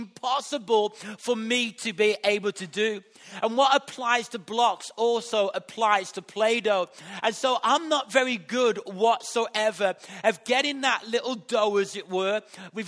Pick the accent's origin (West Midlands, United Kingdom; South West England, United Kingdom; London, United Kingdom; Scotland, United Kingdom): West Midlands, United Kingdom; West Bromwich; accent: Black Country; where I was brought up in West Bromwich. And that has influenced my accent. The way that I speak has been influenced by the area that I've been grown up in the black country